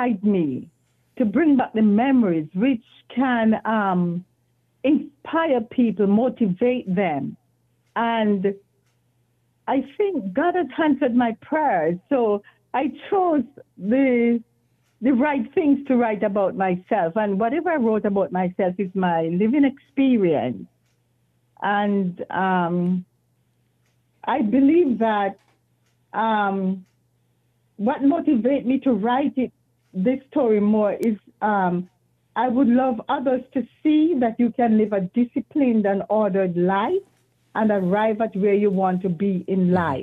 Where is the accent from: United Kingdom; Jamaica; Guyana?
Jamaica; Belfield, Saint Mary; moved away as an adult; now in United States; I was born in Jamaica.